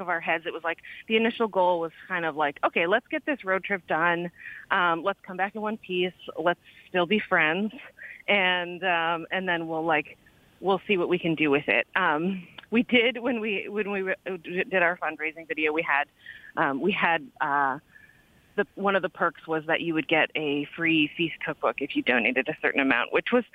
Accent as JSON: {"language": "English", "region": "Ontario", "country": "Canada", "also_born_or_lived": "New Brunswick / British Columbia", "moved": "yes", "said": "I'm from Ontario and went to school in New Brunswick"}